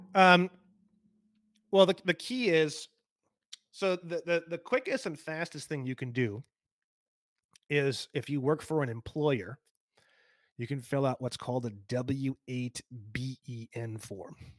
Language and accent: English; California, United States; I'm a Californian.